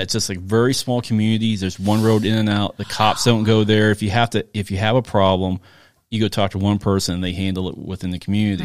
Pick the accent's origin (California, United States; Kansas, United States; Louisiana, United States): Kansas, United States; Chanute; where I grew up in Chanute